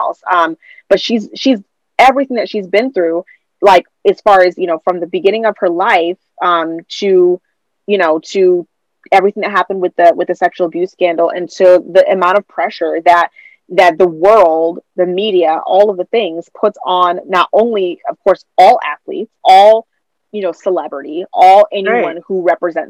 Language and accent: English; Saint Paul, Minnesota, United States; St. Paul, Minnesota, my hometown